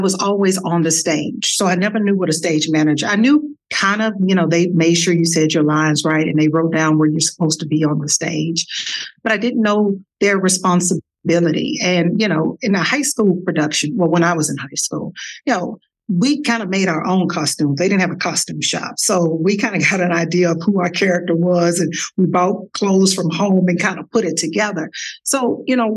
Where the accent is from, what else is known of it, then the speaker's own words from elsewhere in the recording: Dallas, Texas, United States; accent: Texas; moved away; also born or lived in Washington, District of Columbia, United States; this girl from Dallas, Texas, with a Texas accent that I'm sure you all can hear